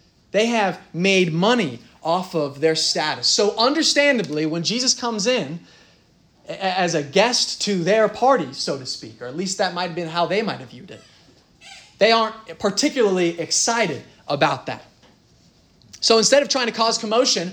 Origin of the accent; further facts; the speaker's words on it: Dublin, Ohio, United States; I'm from Dublin, Dublin, Ohio.